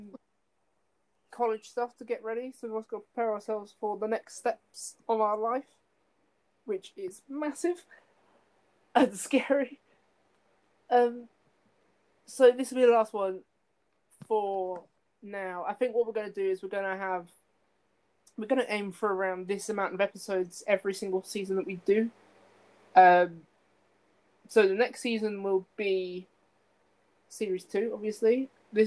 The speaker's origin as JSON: {"language": "English", "town": "Kettering", "region": "East Midlands", "country": "United Kingdom", "tie": "born or raised there", "said": "in Kettering, my hometown, in the Midlands"}